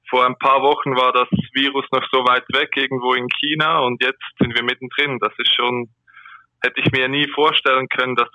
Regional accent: Aargau, Switzerland; now in Zürich, Switzerland; nur mein Wohnort. Ich komme eigentlich aus dem Kanton Aargau

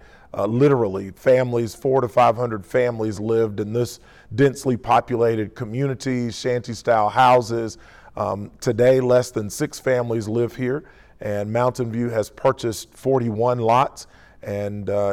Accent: Detroit, Michigan, United States; also born or lived in Spartanburg, South Carolina; now in Greenville, United States; I was born in Detroit, Michigan, and went to college at the University of South Carolina

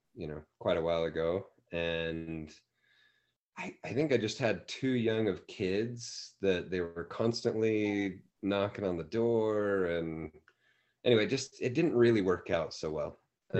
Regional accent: Davis County, Utah, United States; moved away as an adult; also born or lived in Saratoga Springs, Utah / Sunnyvale, California / Santa Clara, California; now in Provo, United States; both my wife and I grew up in Davis County, kind of the okay. North Salt Lake, Bountiful, yeah. Woods Cross

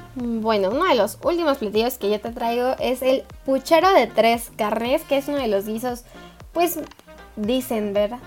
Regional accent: Mexico; now in Mexico City, Mexico; como mexicanos

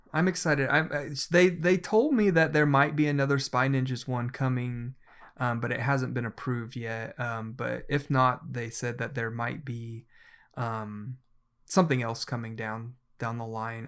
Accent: Oklahoma, United States; I am from Oklahoma

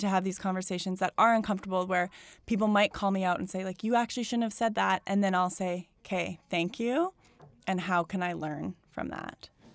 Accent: Calgary, Alberta, Canada; now in Toronto, Canada; I grew up in Calgary, which is, like, suburbville, like, forever.

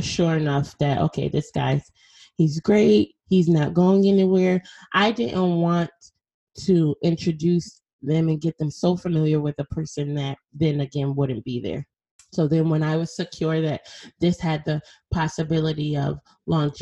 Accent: Bridgeport, Connecticut, United States; where I'm from Connecticut, Bridgeport, Connecticut

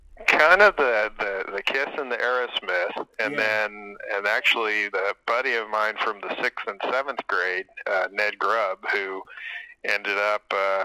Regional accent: Macon, Georgia, United States; So, was from Macon, Georgia at the time.

